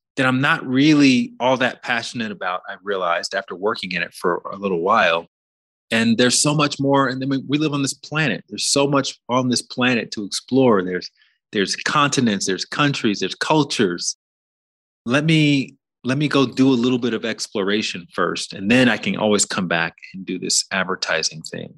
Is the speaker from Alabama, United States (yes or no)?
yes; Alabama, United States; where I grew up in Alabama